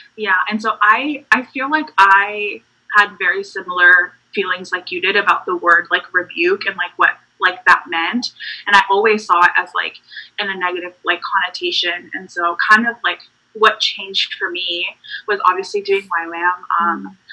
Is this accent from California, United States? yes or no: no; North Carolina, United States; also born or lived in Puerto Rico; I'm from Puerto Rico. Um, that's where I was born and raised for like a bit of my childhood, where my family's from. Mm. Um, and then I lived in North Carolina for a really long time. So, North Carolina is my home